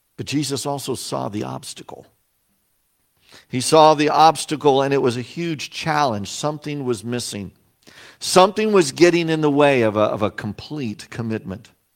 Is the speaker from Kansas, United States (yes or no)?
yes; Salina, Kansas, United States; moved away; also born or lived in Plano, Illinois; my hometown of Salina, Kansas.